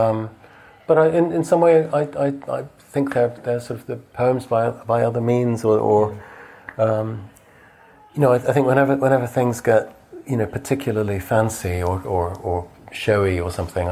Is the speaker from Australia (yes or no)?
no; England, United Kingdom; being English